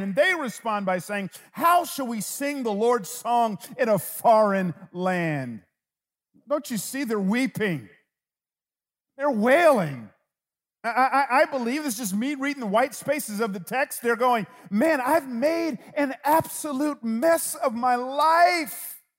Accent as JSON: {"language": "English", "town": "Atlanta", "region": "Georgia", "country": "United States", "tie": "born or raised there", "said": "I grew up in Atlanta."}